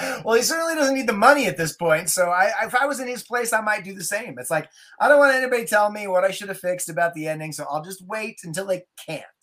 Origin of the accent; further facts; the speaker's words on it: Durango, Colorado, United States; I grew up in Durango, Colorado, and we lived out on the Mesa, Florida Mesa